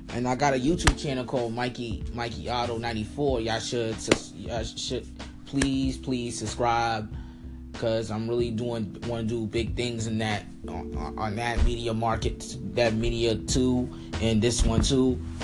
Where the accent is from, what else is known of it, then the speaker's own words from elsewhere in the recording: New York City, New York, United States; also born or lived in Bronx, New York; I was from Harlem, but I moved to the Bronx